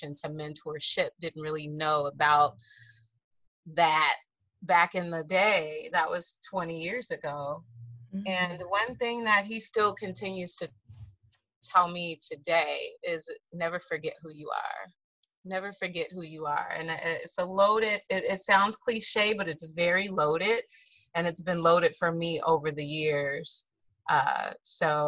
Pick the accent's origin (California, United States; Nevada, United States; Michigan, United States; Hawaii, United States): Nevada, United States; Las Vegas; now in Tallahassee, United States; Las Vegas is my home.